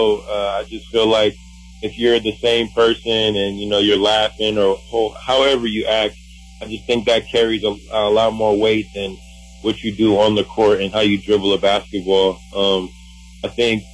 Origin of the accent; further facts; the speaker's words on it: Milwaukee, Wisconsin, United States; I'm from Milwaukee